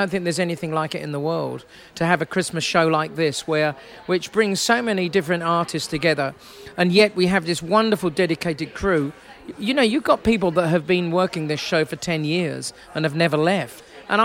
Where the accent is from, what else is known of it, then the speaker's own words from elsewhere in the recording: England, United Kingdom; now in Australia; I come from a country where traditionally it would be snowing. So England, you know, originally. But now I'm an Australian citizen and I do love it here.